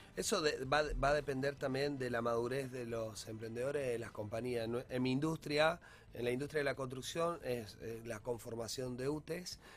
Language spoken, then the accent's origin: Spanish; Rosario, Santa Fe, Argentina; para todos nosotros como Rosarino